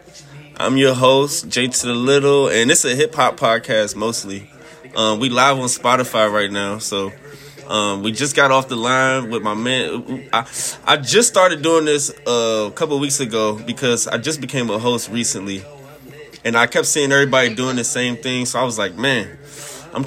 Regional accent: Washington, District of Columbia, United States; I'm from D.C.

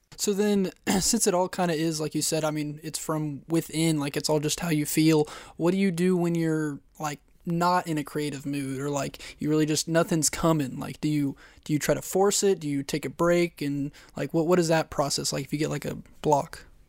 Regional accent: Kansas, United States; I'm from Kansas

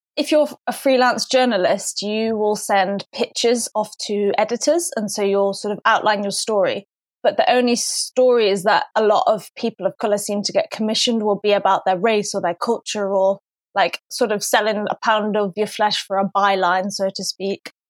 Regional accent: Manchester, North West England, United Kingdom; also born or lived in London; I'm from Manchester and I went to Warwick Uni

